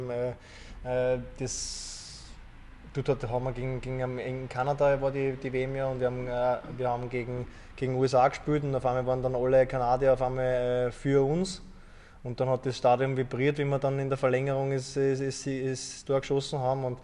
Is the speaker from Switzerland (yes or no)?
no; Wullersdorf, Lower Austria, Austria; ich bin ja aus Wullersdorf auch Kilometer vom Unternehmen entfernt, von Hollerbrunn.